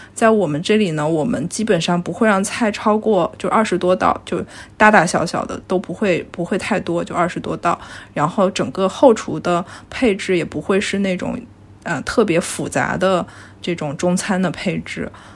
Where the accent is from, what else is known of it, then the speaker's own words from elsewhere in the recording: northwestern China, China; now in Shanghai, China; 因为我是西北人